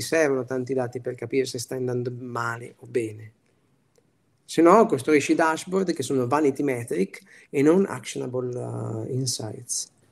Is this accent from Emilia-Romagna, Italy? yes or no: yes; Piacenza, Emilia-Romagna, Italy; also born or lived in Milan; da buon emiliano